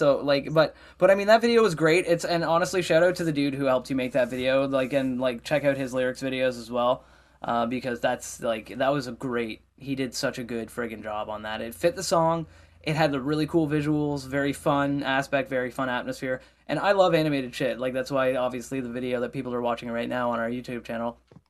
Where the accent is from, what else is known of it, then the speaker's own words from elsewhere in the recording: Nova Scotia, Canada; as a fellow Nova Scotian, you know, as a Nova Scotian, as a Canadian, I'm very proud of you guys